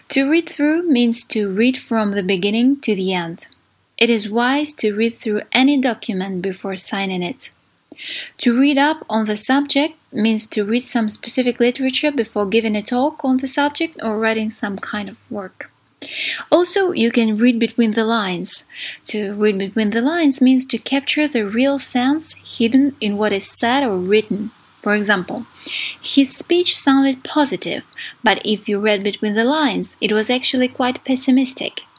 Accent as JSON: {"language": "English", "region": "Saint Petersburg", "country": "Russia", "second_language": "English", "said": "I'm from St. Petersburg, Russia."}